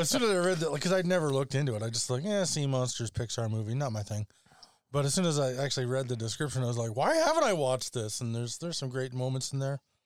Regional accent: Alberta, Canada; I come from Alberta

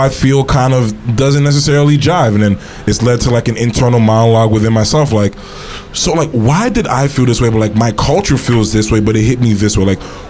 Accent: Haiti; but I'm Haitian. Both my parents are Haitian.

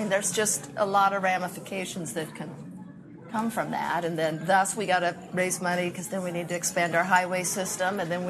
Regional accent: Midwest, United States; now in Clackamas, United States; I'm from the Midwest

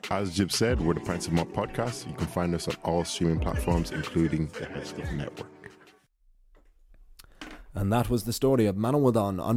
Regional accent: Ireland; also born or lived in Nigeria; So our podcast is basically group of Irish Nigerian lads who tell their stories, growing up in Ireland as well as Nigeria

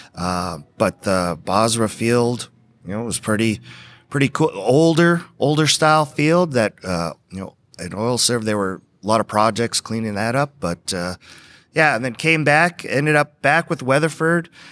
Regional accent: Edmonton, Alberta, Canada; now in Texas, United States; I grew up on a farm in, uh, northeast, uh, uh, Alberta, just outside of Edmonton, Alberta

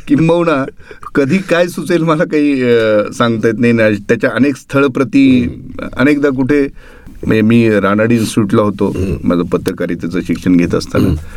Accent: Kalamb, Maharashtra, India; कळम सारख्या म्हणजे मराठवाड्यातल्या इतक्या ग्रामीण भागात असून सुद्धा

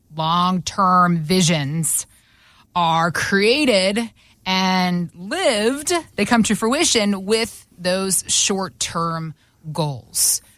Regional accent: the South, United States; I grew up in the South, but my parents are from the Northeast

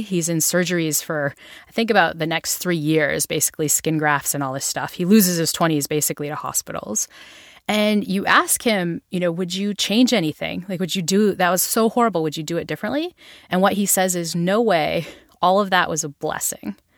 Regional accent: Northeast, United States

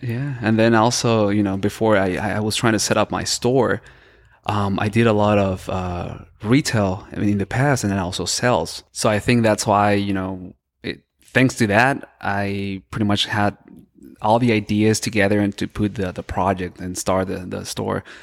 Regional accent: El Paso, Texas, United States; also born or lived in Boston / Florida; I was born and raised in El Paso.

